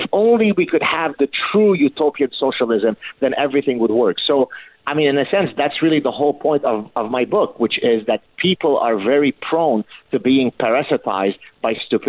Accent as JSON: {"language": "English", "country": "Canada", "said": "I say we, by the way, I'm Canadian. But maybe an honorary American, right?"}